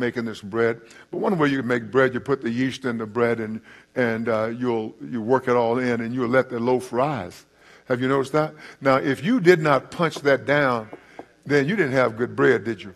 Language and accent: English; East Texas, United States; I'm from East Texas. We talk very slow, very slowly